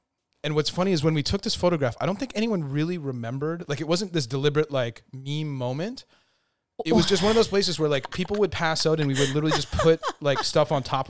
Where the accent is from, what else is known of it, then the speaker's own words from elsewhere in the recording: Montreal, Quebec, Canada; moved away; at 17 moving out into your first apartment, and Montreal being what it is, my hometown